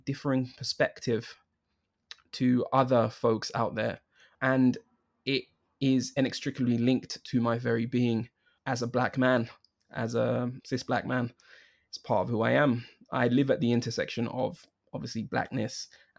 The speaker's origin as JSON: {"language": "English", "region": "London", "country": "United Kingdom", "tie": "born or raised there", "said": "I was born in London, born and raised in London"}